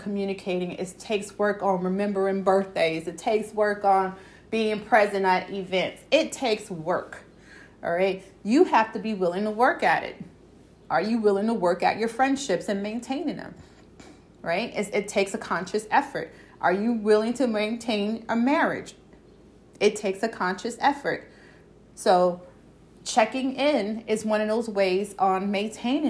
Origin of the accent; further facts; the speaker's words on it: New York City, New York, United States; accent: Brooklyn; New York; country; My country accent coming out, my Brooklyn accent coming out